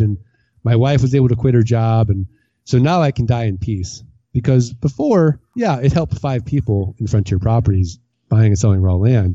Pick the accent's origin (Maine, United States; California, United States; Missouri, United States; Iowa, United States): Missouri, United States; I'm from Missouri. I'm from the Show Me State